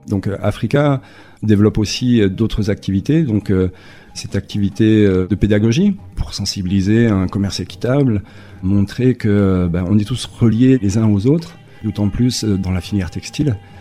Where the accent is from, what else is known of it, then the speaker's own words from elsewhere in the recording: Besançon, Bourgogne-Franche-Comté, France; moved away as an adult; now in Basque Country, France; je suis originaire de Besançon, en Franche-Comté, mais euh, voilà, ça fait plus d'une vingtaine d'années que je vis désormais par ici